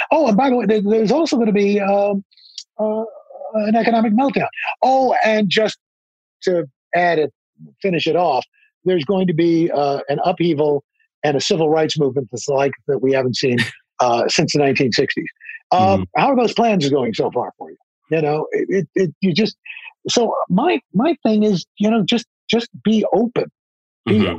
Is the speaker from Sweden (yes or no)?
no; New York, United States; I grew up in New York